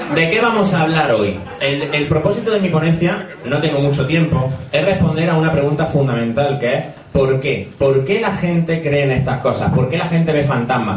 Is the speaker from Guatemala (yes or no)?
no; Granada, Andalusia, Spain; moved away as an adult; also born or lived in Madrid; Como habréis notado por el acento, soy de Granada, allí estudié psicología